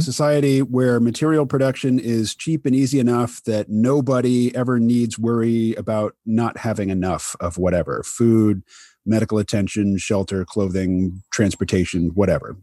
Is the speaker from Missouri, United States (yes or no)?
yes; Kansas City, Missouri, United States; now in Bellows Falls, United States; I grew up mostly in Kansas City, Missouri